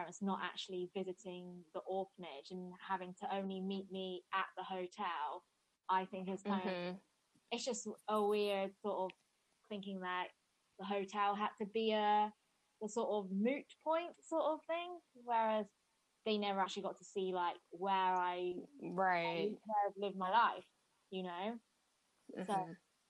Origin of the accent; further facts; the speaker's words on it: Bristol, South West England, United Kingdom; also born or lived in Hefei, Anhui, China; From England. Yay! I'm from Bristol, and I've lived here for the whole of my life. And I was adopted in 97. When I was 18 months old. I'm from Hefei, Anhui province.